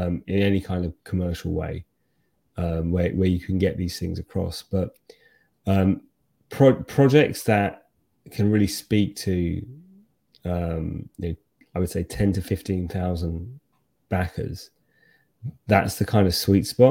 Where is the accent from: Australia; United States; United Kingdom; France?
United Kingdom; as a Brit